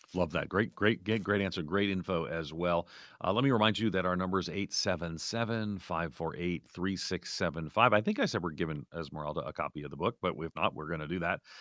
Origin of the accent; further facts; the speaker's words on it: outside of New York City, United States; moved away; also born or lived in Orlando; my parents, we grew up nominally Catholic outside of New York City